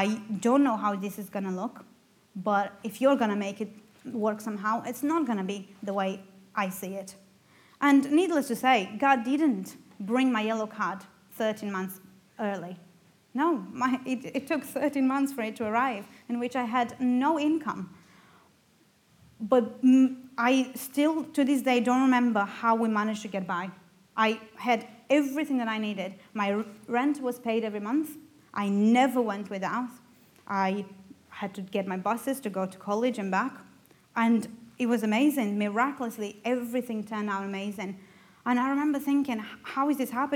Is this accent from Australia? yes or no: no; Romania; first language Romanian; English is a second language; moved away as an adult; now in United Kingdom; I'm from Romania